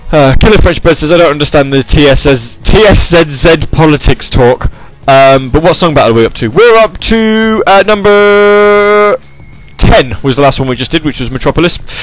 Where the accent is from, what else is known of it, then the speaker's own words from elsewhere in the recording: United Kingdom; I'm British